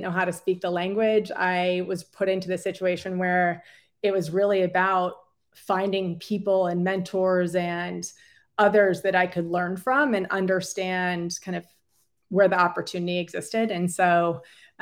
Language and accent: English; San Francisco, California, United States; moved away as an adult; also born or lived in Virginia / China; I was born and raised in San Francisco